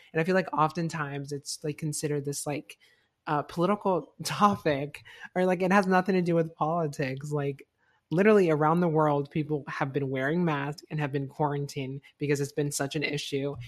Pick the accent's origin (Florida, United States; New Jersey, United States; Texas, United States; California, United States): Florida, United States; Fort Myers; moved away; where I grew up, like, my, like, my high school was, like, complete, like, very, like, and conservative.